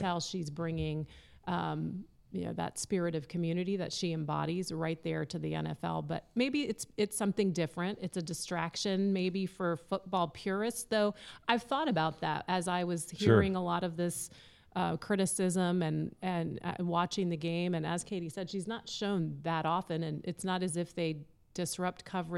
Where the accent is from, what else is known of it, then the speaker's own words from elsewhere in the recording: San Francisco, California, United States; born there; I was born in San Francisco, so I would feel compelled.